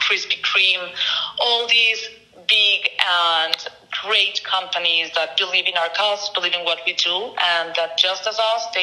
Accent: Mexico; moved away; growing up in Mexico

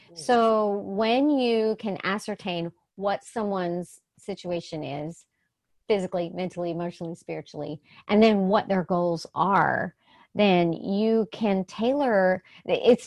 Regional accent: the South, United States; I'm from the South

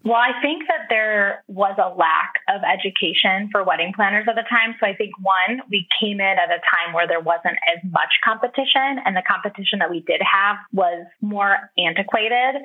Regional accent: Midwest, United States; also born or lived in Chicago; I grew up in the Midwest

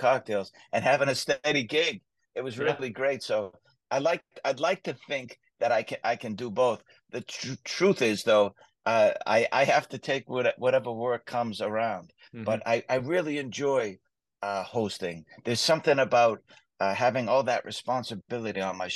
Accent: Boston, Massachusetts, United States; moved away as an adult; also born or lived in Las Vegas, Nevada / Los Angeles, California; I love my hometown. I grew up in Southie

